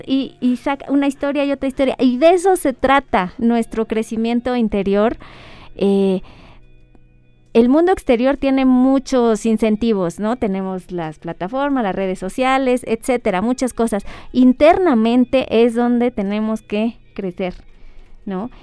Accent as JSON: {"language": "Spanish", "town": "Ecatepec", "region": "State of Mexico", "country": "Mexico", "tie": "born or raised there", "lives_now": "Toluca, Mexico", "said": "me crié en, en Ecatepec y luego ya mucho tiempo aquí, en Toluca"}